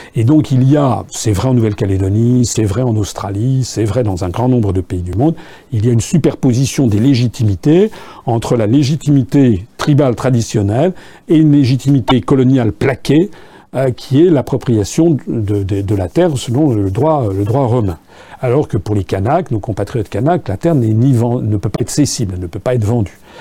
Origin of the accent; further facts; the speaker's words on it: France; also born or lived in Japan; quand j'étais jeune, il n'y avait pas des uniformes euh, euh, en France